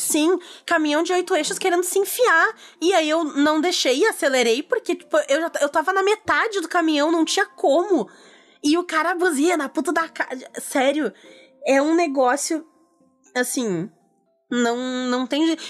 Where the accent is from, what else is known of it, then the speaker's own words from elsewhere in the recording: Rio Grande do Sul, Brazil; aqui, como gaúcha